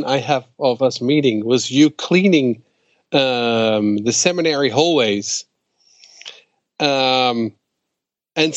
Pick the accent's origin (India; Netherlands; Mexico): Netherlands; moved away as an adult; also born or lived in Twin Cities, Minnesota, United States; I'm from the Netherlands